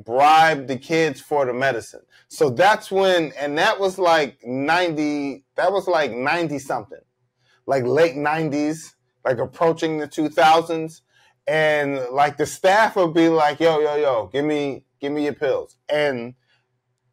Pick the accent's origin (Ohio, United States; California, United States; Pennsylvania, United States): Pennsylvania, United States; Philadelphia; I'm from Philly